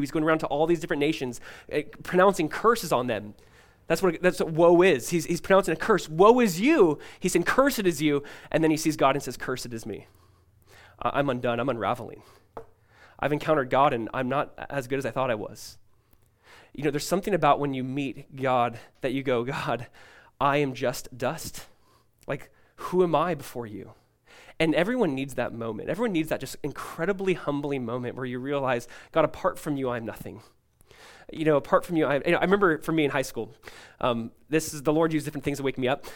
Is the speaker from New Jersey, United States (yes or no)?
no; California, United States; growing up in California as a kid